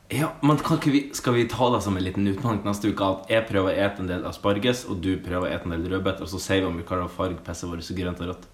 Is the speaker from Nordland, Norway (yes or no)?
yes; Sandnessjøen, Nordland, Norway; now in Oslo, Norway; i hjembyen min Sandsjøen